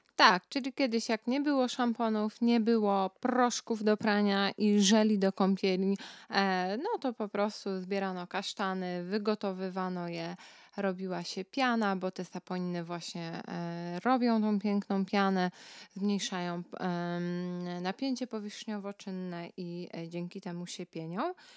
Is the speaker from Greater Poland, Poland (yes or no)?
no; Kashubia, Pomeranian Voivodeship, Poland; u nas na Kaszubach